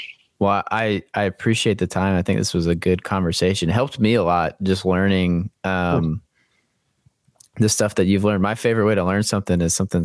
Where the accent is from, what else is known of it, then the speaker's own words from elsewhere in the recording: Blue Ridge, Georgia, United States; I grew up in Blue Ridge. I was about to say that.